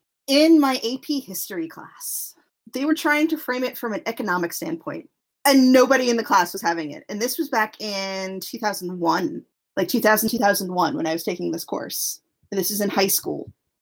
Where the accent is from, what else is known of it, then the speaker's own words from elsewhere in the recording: Pennsylvania, United States; I was born in Pennsylvania.